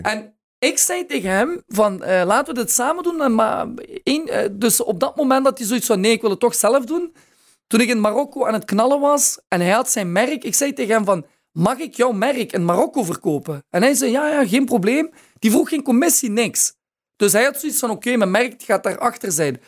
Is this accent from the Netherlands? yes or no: no; Maasmechelen, Flanders, Belgium; Ik ben opgegroeid in Maasmechelen